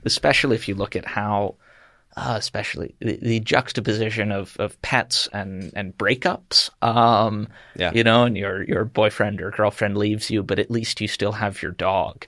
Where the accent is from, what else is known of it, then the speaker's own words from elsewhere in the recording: Chester County, Pennsylvania, United States; I'm from Chester County, Pennsylvania